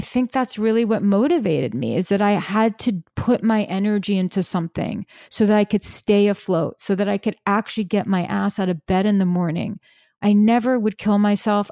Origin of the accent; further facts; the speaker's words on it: New York City, New York, United States; I'm from New York City, I was living in Brooklyn